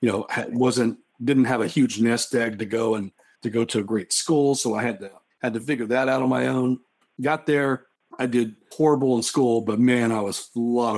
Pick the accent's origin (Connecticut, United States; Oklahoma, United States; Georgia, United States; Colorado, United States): Oklahoma, United States; I grew up in Oklahoma and I'm Native American